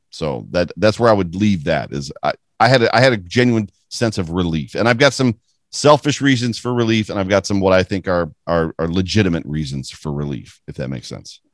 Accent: Buffalo, New York, United States; I'm from Buffalo

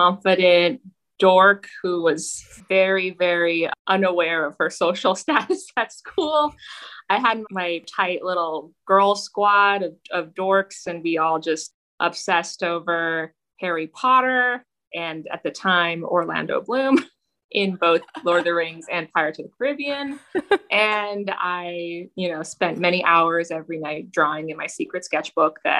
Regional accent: Toronto, Ontario, Canada; moved away; Toronto, Canada, which is the city I grew up in.

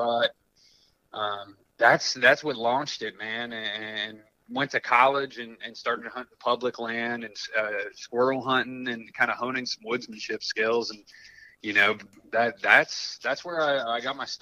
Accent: Columbus, Ohio, United States; I grew up in Columbus, Ohio, city kid.

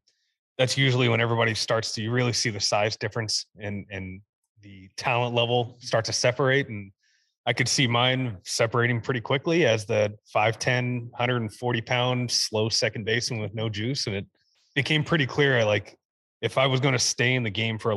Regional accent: Kansas City, Kansas, United States; played, you know, at all the different places in Kansas City between 3 and 2, you know, different club ball with some different academies that are within Kansas City, but went into freshman year at Olathe North.

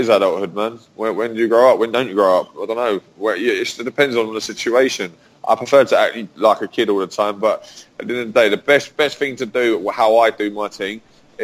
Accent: London, United Kingdom; I am from London. Grew up as an English boy

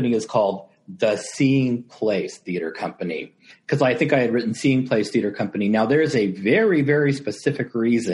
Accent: Downey, California, United States; also born or lived in Huntington Park; I was born in Huntington Park and raised in Downey, California

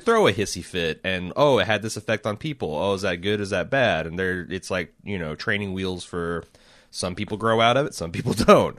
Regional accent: Indianapolis, Indiana, United States; we're releasing these from Southwest Indianapolis

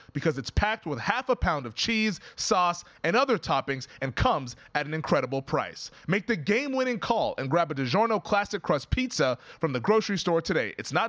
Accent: Seattle, Washington, United States; I don't drink it, which is weird because I'm from Seattle.

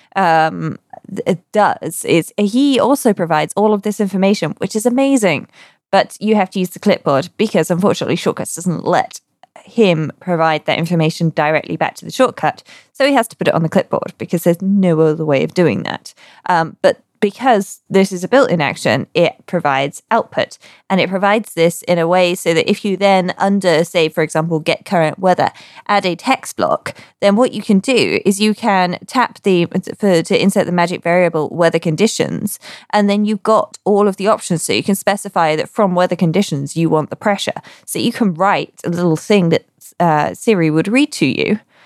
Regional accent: United Kingdom; me being British

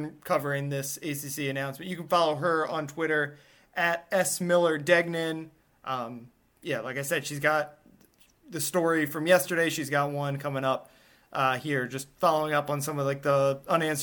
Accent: Northeast, United States; moved away; I'm from the Northeast, so I grew up caring about hockey.

